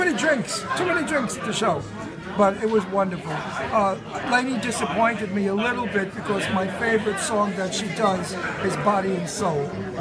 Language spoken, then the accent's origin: English; New York City, New York, United States; I'm from Red Hook.